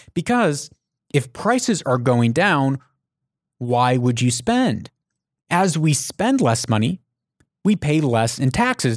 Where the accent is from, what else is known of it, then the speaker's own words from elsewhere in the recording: United States; I'm an American